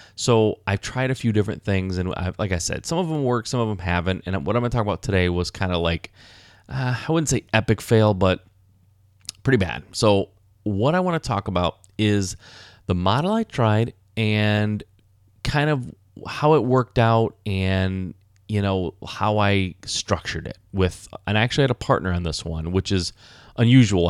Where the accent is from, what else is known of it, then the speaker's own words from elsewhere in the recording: Michigan, United States; I was born and raised in Michigan